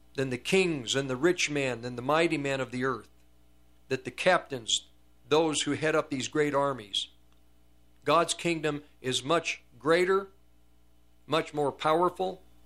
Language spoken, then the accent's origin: English; United States; I'm an American, because we're in America